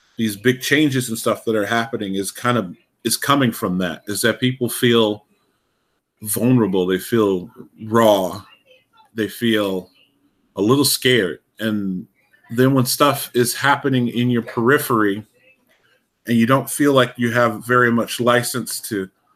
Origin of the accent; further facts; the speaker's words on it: Alaska, United States; I grew up in Alaska